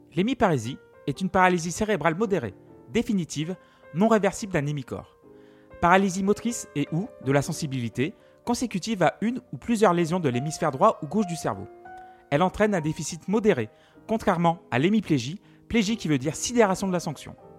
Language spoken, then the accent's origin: French; Feurs, Auvergne-Rhône-Alpes, France; Je suis né en 1986 à Feur dans la Loire, gentil et ligérien